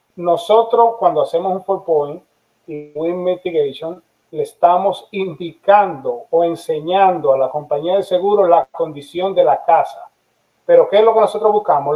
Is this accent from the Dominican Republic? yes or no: yes; Dominican Republic; now in Florida, United States; yo soy dominicano